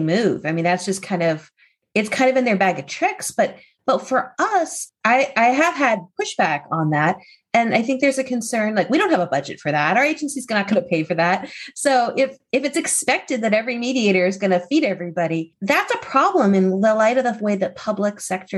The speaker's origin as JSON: {"language": "English", "town": "Hershey", "region": "Pennsylvania", "country": "United States", "tie": "born or raised there", "said": "I grew up in a town where everybody loved Reese's peanut butter cups. I mean, maybe there was some peanut butter allergies somewhere, but I'm from Hershey, Pennsylvania."}